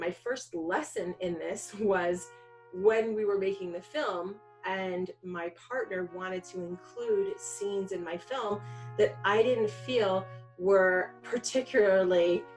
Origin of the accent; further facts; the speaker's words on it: New York City, New York, United States; So I grew up in New York. I was born in Manhattan